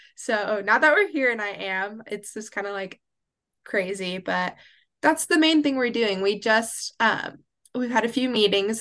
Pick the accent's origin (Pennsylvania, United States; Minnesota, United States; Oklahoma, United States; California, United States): Oklahoma, United States; Oklahoma City; now in Waxahachie, United States; I am originally from Oklahoma City, but now I live and reside in Waxahachie, Texas